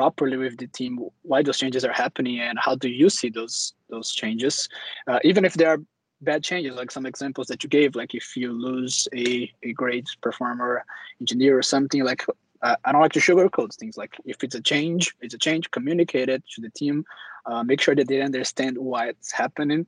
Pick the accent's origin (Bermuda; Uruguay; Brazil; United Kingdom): Brazil; moved away as an adult; also born or lived in Germany; now in Stockholm, Sweden; I'm originally from Brazil as well